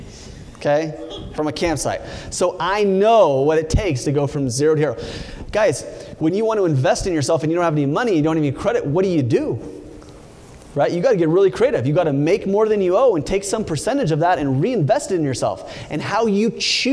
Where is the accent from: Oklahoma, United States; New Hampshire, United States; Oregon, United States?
Oregon, United States; also born or lived in California; I grew up in Oregon